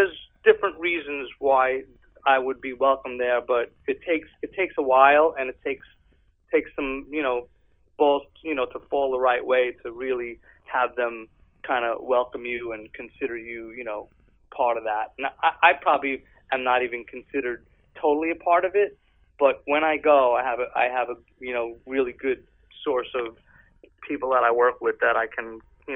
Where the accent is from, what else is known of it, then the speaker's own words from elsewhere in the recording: New York, United States; now in California, United States; I'm from New York.